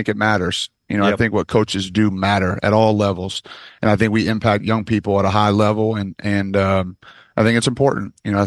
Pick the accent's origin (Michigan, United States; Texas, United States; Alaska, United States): Michigan, United States; moved away; I'm from Michigan